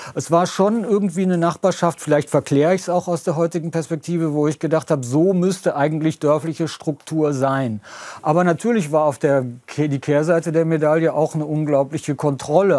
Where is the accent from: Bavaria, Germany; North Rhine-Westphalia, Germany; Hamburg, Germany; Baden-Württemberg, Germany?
North Rhine-Westphalia, Germany; Lower Rhine village; moved away; ich bin hier zu Hause, ich kann eigentlich nirgends sonst auf der Welt ein derart vertrautes Gefühl herstellen wie hier in diesem niederrheinischen Dorf